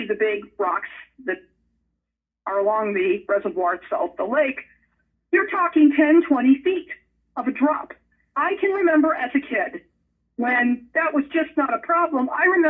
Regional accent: Las Vegas, Nevada, United States; So is my hometown of Vegas.

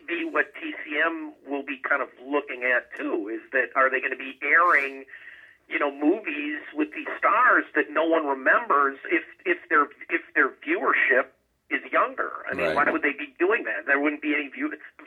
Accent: Minneapolis, Minnesota, United States; When I was growing up in the Twin Cities

